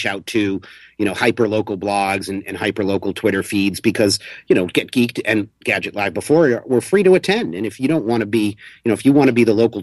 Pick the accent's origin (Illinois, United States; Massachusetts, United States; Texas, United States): Massachusetts, United States; Boston; now in New York, United States; I'm actually a Bostonian who lives in New York